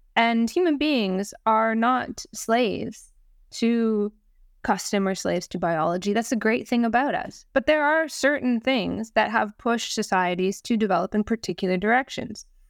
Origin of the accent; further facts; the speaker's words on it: Canada; now in Wales, United Kingdom; I'm Canadian First Nations.